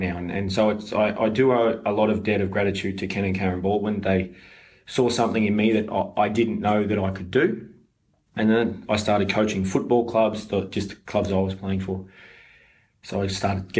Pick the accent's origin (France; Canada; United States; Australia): Australia; Brisbane, Queensland; I was born in Brisbane